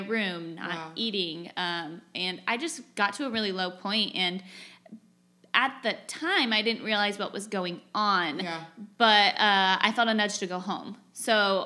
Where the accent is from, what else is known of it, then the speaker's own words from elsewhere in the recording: California, United States; moved away as an adult; also born or lived in Boise, Idaho / Indiana; I grew up in California